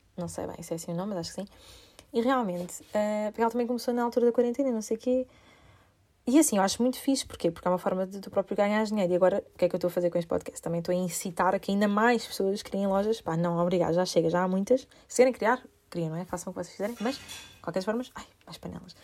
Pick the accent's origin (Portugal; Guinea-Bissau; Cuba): Portugal; also born or lived in United Kingdom